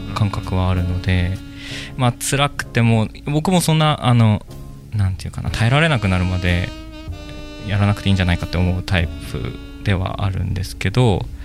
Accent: Hokkaido, Japan; moved away as an adult; also born or lived in Tokyo; 僕北海道の生まれで

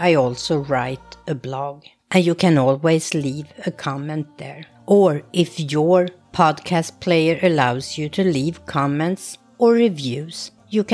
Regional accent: Tyresö, Stockholm County, Sweden; moved away as an adult; now in New Jersey, United States; I grew up in a suburb south of Stockholm called Tyresö.

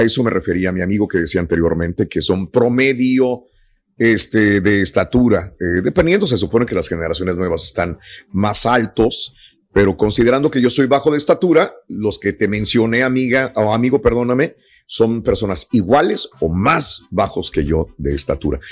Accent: Mexico; como mexicanos estamos bien en, México

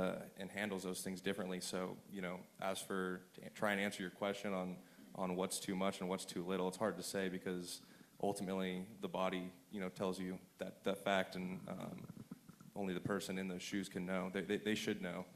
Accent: Southern California, United States; as a kid from Southern California

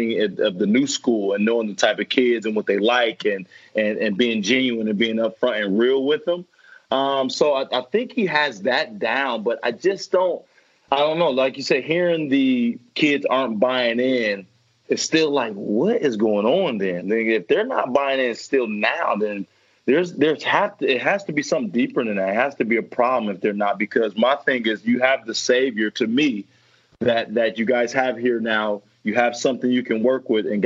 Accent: Fort Wayne, Indiana, United States; I was born and raised in Fort Wayne, Indiana

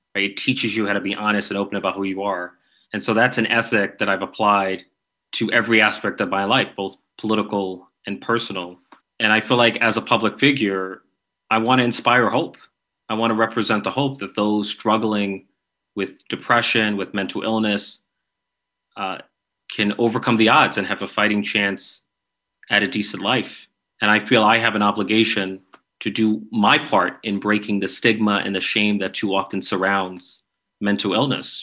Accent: New York, United States; I'm from New York

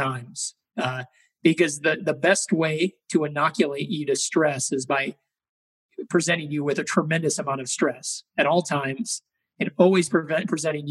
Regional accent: Chicago, Illinois, United States; I grew up in Chicago, Illinois

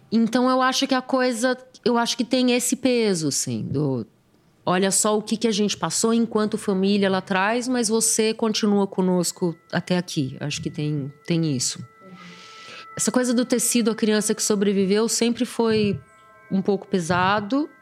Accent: São Paulo, Brazil; Eu nasci de parto Leboyer na Clínica Tobias, em São Paulo

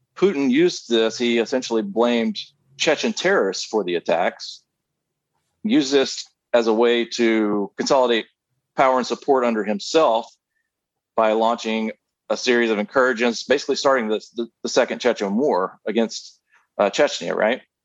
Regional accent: the South, United States; I grew up in the South, born and raised.

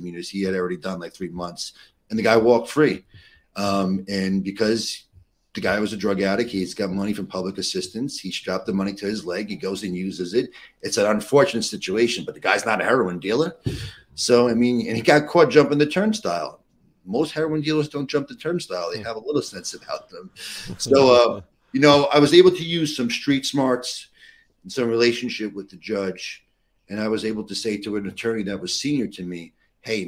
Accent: New York City, New York, United States; growing up in New York City, in and around the area here

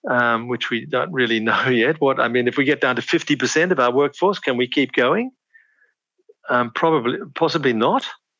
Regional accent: Australia; now in Papua New Guinea; I was born in Australia, but I've been in PNG since the 60s.

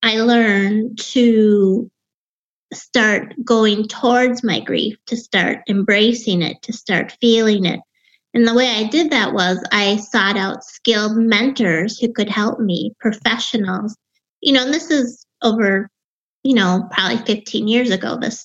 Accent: Wisconsin, United States; accent: Wisconsin; I grew up in Wisconsin.

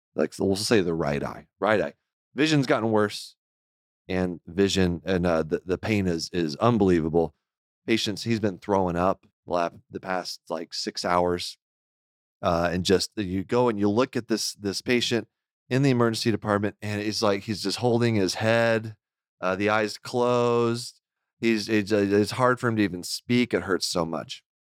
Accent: Houston, Texas, United States; moved away; I grew up in Houston

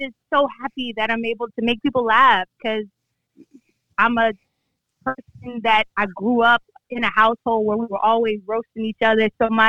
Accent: Florida, United States; I'm from Florida

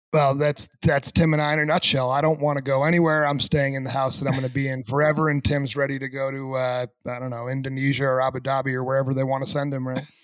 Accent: New England, United States; I grew up in in the Northeast in New England.

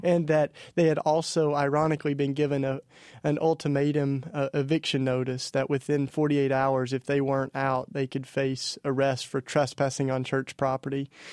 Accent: East Tennessee, United States; I was raised in the Bible Belt down in East Tennessee

